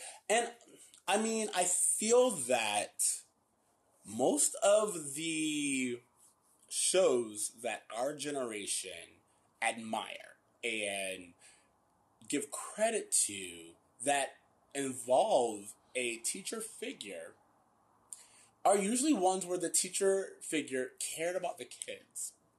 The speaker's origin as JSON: {"language": "English", "region": "Florida", "country": "United States", "tie": "born or raised there", "said": "we grew up in Florida"}